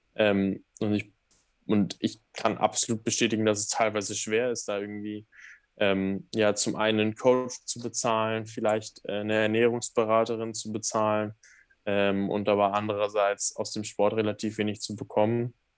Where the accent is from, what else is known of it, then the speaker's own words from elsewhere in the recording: Germany; als Deutscher